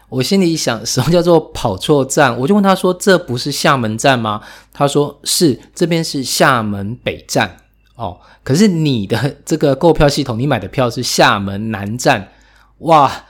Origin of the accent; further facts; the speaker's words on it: Taiwan; also born or lived in Taipei; 尤其像我自己在台北